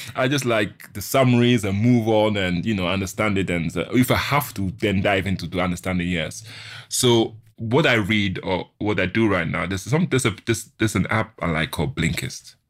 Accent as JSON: {"language": "English", "country": "Ghana", "said": "I'm from Ghana"}